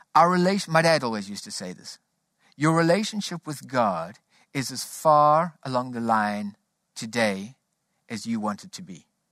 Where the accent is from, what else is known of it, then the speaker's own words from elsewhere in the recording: South Africa; Growing up in South Africa, we grew up under a political system called apartheid